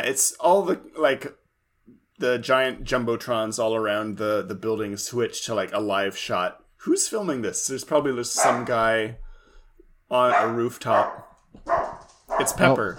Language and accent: English; Livermore, California, United States; now in Portland, United States; my hometown, Livermore